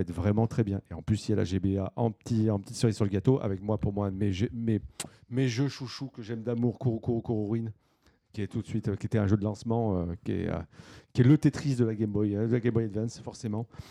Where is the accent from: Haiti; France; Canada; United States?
France; chez nous en France